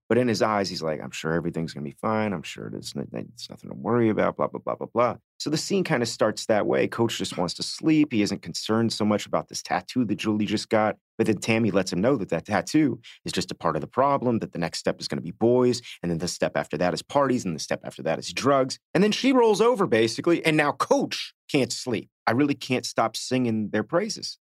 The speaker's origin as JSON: {"language": "English", "town": "Miami", "region": "Florida", "country": "United States", "tie": "born or raised there", "said": "I grew up in Miami"}